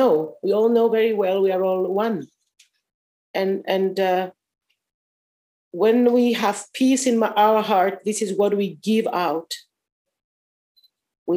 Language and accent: English; Paphos, Paphos District, Cyprus; also born or lived in Akamas Peninsula, Cyprus; I was born at Ktima in Paphos, city of Paphos, and we moved very near Akamas Peninsula and the Baths of Aphrodite at 1978.